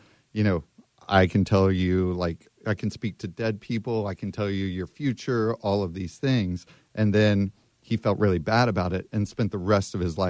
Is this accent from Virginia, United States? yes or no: yes; Manassas, Virginia, United States; So I'm from Manassas, Virginia. It's a tiny town in the middle.